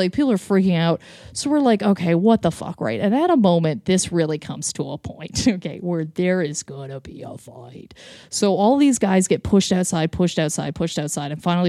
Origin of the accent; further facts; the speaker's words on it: Lindsay, Ontario, Canada; Anyway, so I grew up in Lindsay, Ontario, which is just basically... I went to kind of like the hillbilly high school.